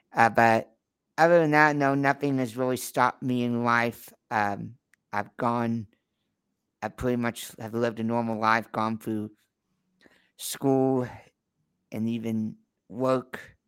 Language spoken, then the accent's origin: English; Texas, United States; Well, I'm actually from Texas, but right now I'm in Idaho, in Sun Valley, Idaho.